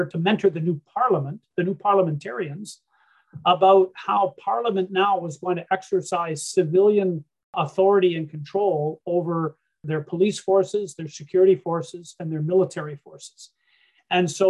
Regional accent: Canada; also born or lived in Germany; being a Canadian over in Europe during those days

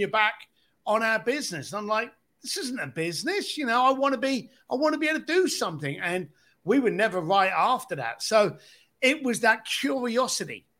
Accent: London, United Kingdom; growing up in East London on a building site

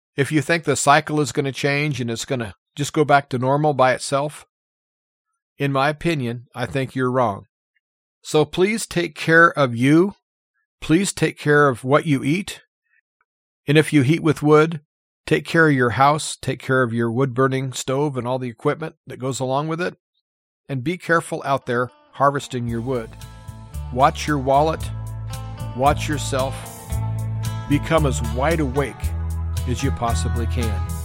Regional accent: United States; As an American

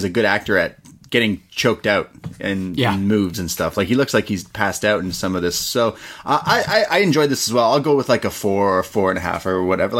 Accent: Canada; we're Canadian.

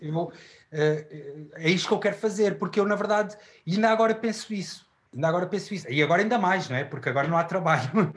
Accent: Queluz, Lisbon, Portugal; also born or lived in Chaves; tenho uma vivência na, na linha de Sintra, em, no, no Monte Abrão, em Queluz

